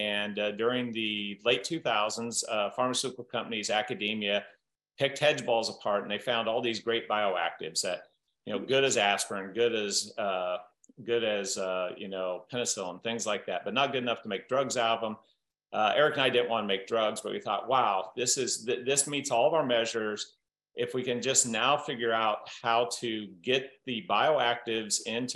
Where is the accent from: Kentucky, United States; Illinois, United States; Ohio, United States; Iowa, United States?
Iowa, United States; Southern; growing up in Southern Iowa, I had this entrepreneurial great uncle